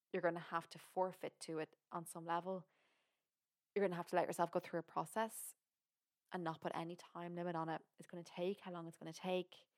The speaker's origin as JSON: {"language": "English", "country": "Ireland", "said": "I'm from Ireland."}